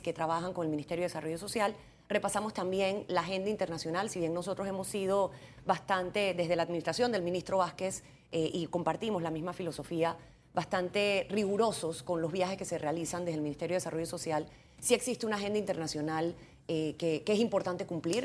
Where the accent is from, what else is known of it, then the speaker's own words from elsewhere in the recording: Panama; como panameña